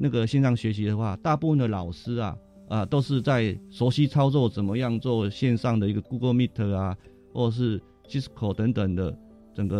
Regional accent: Kinmen County, Taiwan; 那我来自于金门啊，当然很多金门啊在这座岛屿上面啊，其实经过了整个时代的更迭的话，它是一个很多历史故事跟史迹的地方。

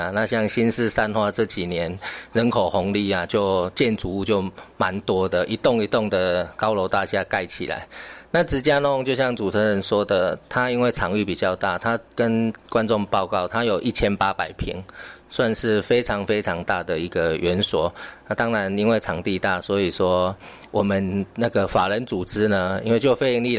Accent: Tainan, Taiwan; moved away; 也是我们安定了那个希腊雅语啊，这也是我的故乡。所以当初我回来，

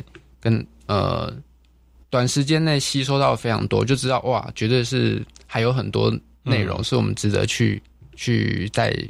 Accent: Chiayi, Taiwan; moved away as an adult; now in Kaohsiung, Taiwan; 呃，我是我是嘉义出生，呃， {S1} 嗯嗯嗯 {S3} 嘉义人这样子。我爸爸是嘉义人，然后我妈妈是屏东人。可是我是这七八年来到高雄

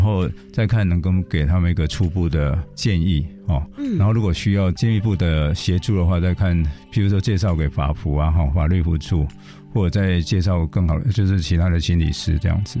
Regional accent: Taiwan; 我们台湾人

